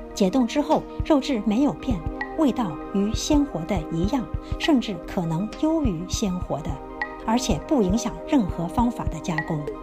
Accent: China; 或者对于我们中国人来说

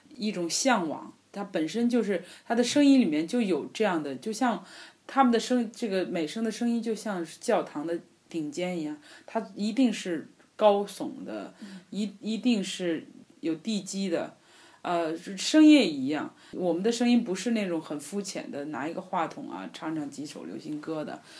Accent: China; 虽然我是一个中国人，可是呢，呃，我会说意大利语

